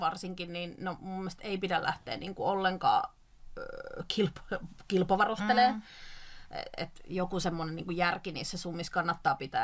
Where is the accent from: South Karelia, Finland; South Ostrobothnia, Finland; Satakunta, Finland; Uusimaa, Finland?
South Ostrobothnia, Finland; Mä oon sieltä kotoisin